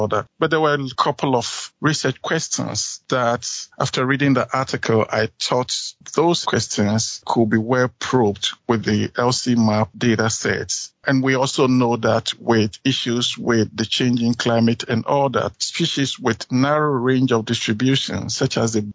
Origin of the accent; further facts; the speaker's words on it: Ghana; moved away as an adult; now in South Dakota, United States; I am originally from Ghana.